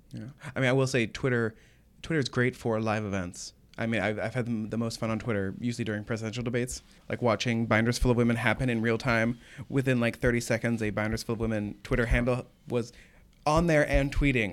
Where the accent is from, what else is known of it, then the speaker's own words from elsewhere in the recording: Oklahoma, United States; moved away; I'm from Oklahoma